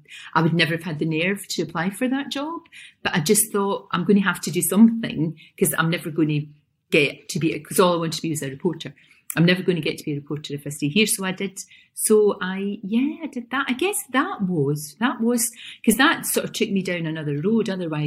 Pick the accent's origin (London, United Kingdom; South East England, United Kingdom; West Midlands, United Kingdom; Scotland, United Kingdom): Scotland, United Kingdom; Glasgow; accent: Glasgow; I had a Glasgow accent.